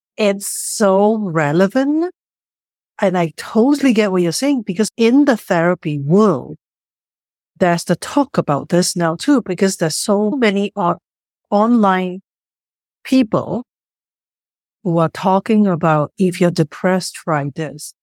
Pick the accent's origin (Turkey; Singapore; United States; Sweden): Singapore; moved away; I grew up in Singapore